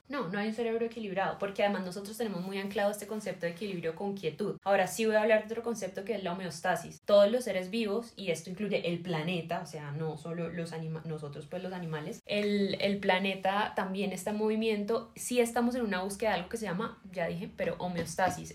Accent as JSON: {"language": "Spanish", "town": "Cali", "region": "Valle del Cauca", "country": "Colombia", "said": "soy caleña"}